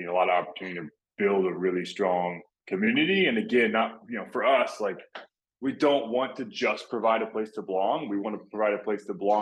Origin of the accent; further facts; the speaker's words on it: Texas, United States; moved away as an adult; also born or lived in Florida; I grew up in Texas where football is pretty much a religion